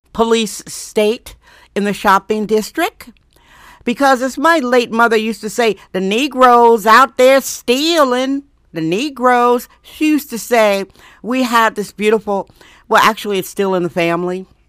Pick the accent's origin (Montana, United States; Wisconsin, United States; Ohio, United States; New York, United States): Wisconsin, United States; moved away as an adult; now in San Francisco, United States; I'm from Wisconsin.